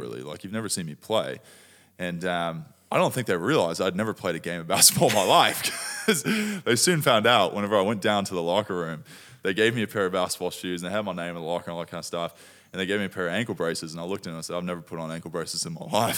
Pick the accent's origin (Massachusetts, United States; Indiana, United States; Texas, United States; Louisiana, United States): Texas, United States; Dallas; moved away as an adult; now in Australia; I grew up in Dallas, Texas